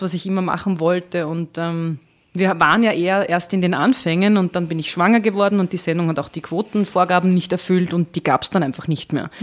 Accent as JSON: {"language": "German", "region": "Lower Austria", "country": "Austria", "also_born_or_lived": "Burgenland / Vienna", "said": "Also ich komme aus Niederösterreich"}